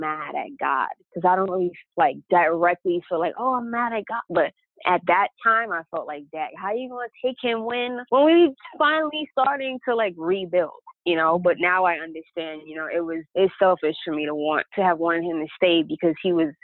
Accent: New York City, New York, United States; I was born and raised in the Bronx

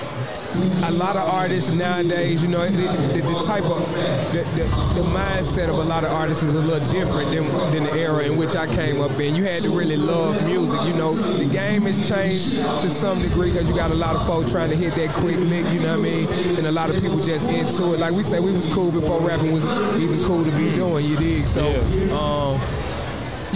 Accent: College Park, Georgia, United States; I am from College Park, right here on this block where we

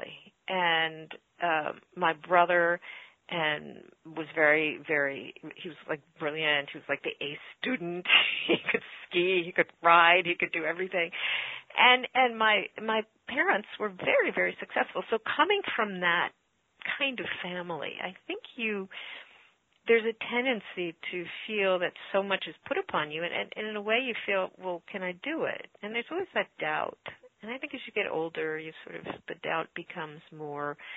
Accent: New York City, New York, United States; growing up in New York City.

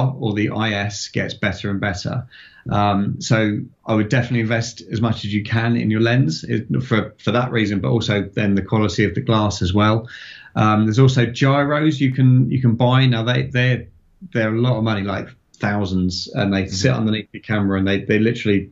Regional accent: Farnborough, South East England, United Kingdom; having grown up in that sort of 80s into 90s and seeing them fly into my hometown of Farnborough

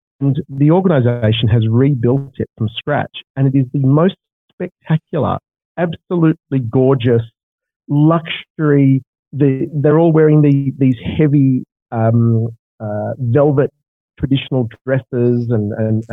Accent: Australia; I come from Australia where we have deserts and we have ski fields

